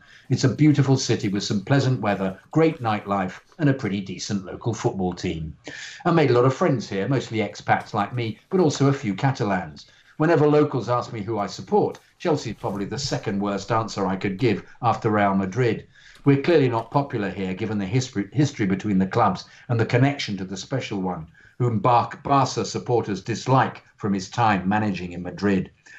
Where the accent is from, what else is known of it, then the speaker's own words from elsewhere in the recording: Southern District, Israel; also born or lived in Romania; now in Barcelona, Spain; I was born in Romania, but my parents moved to Israel when I was very young. Growing up in the early 90s in a small desert city in the south of Israel